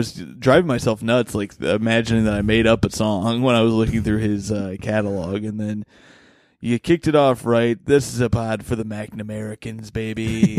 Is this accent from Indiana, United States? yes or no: yes; Bloomington, Indiana, United States; my hometown of beautiful Bloomington, Indiana